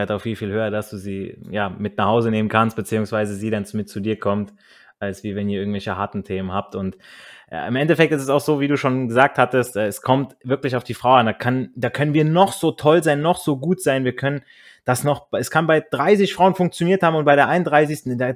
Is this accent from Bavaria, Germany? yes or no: no; Hesse, Germany; war dieses Mädel auch noch aus der Nähe meiner alten Heimat ähm, in, in Nordhessen, an der Grenze von NRW aufgewachsen. Wir hatten dementsprechend schon mal eine Connection als Kinder vom Land